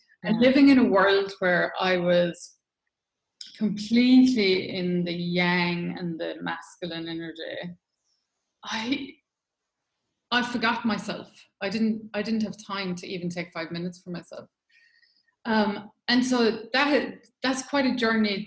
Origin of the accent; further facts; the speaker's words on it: Ireland; moved away as an adult; also born or lived in London; I'm Irish, lived in Ireland for 20 years and I've lived away for 20 years